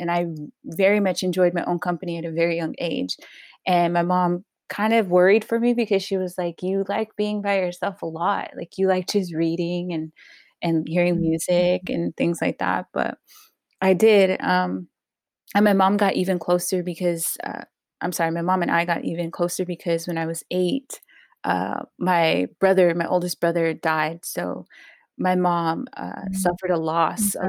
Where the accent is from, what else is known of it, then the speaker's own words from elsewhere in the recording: Los Angeles, California, United States; I was born in Pacoima, California, the 818. Grew up all around San Fernando Valley